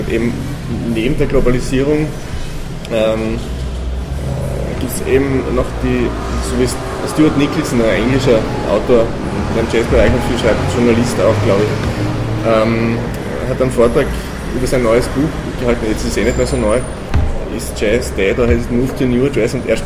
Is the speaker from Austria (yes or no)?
yes; Austria; first language German; die wir Österreicher Deutsche wahrscheinlich auch nicht so haben, weil das für uns eine Fremdsprache ist einfach.